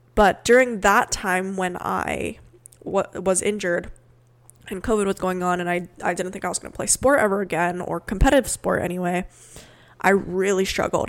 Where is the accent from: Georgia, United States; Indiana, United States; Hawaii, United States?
Hawaii, United States; moved away as an adult; also born or lived in Portland, Oregon / Sweden; I'm originally from Hawaii also